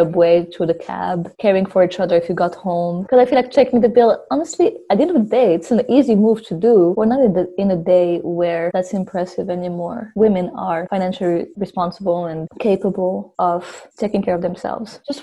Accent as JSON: {"language": "English", "country": "Morocco", "also_born_or_lived": "France", "moved": "yes", "lives_now": "Canada", "said": "I'm from Morocco"}